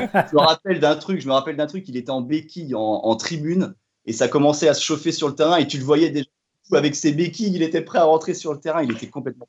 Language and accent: French; Fougères, Brittany, France; j'ai grandi, j'ai grandi du côté de Fougères